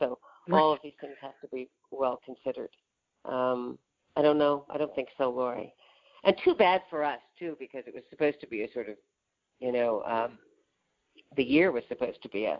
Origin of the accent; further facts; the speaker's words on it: Iowa, United States; moved away; my native state of Iowa